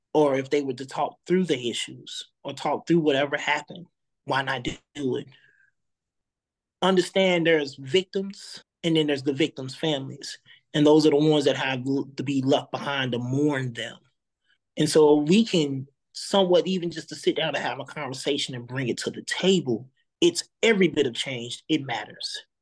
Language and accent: English; East St. Louis, Illinois, United States; I was born in East St. Louis